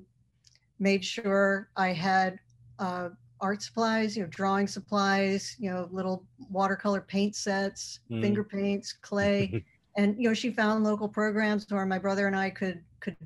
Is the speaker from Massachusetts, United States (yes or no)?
yes; Boston, Massachusetts, United States; I grew up in, I was born in Boston. I was born in Boston, Mass